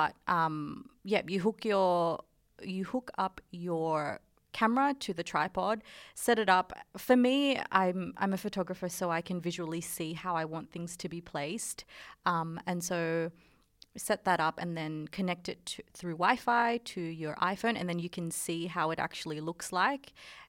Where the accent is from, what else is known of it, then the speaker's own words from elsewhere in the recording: Philippines; first language Tagalog; English is a second language; because I'm Filipino, mm-hmm. and our language, like, is Tagalog, but we are a colony of Spain.